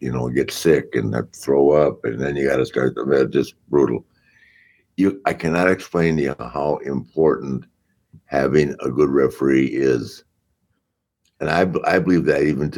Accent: Charlotte, North Carolina, United States; my hometown of Charlotte

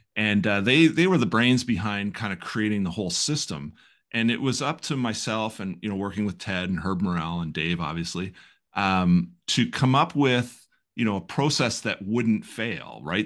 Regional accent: Belleville, Ontario, Canada; I grew up here in Belleville.

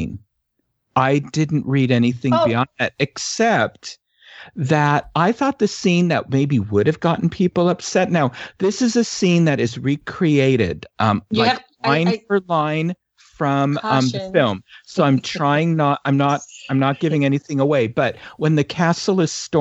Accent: San Francisco, California, United States; I grew up in San Francisco

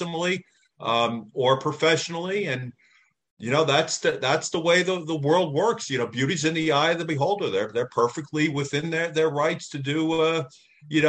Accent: Northeast, United States; I grew up in the Northeast

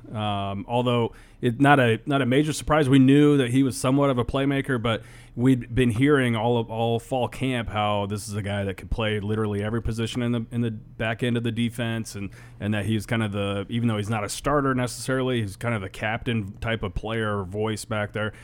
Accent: Western Nebraska, United States; growing up in Western Nebraska

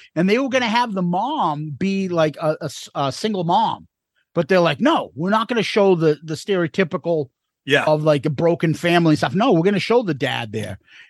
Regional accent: Boston, Massachusetts, United States; We're from Boston.

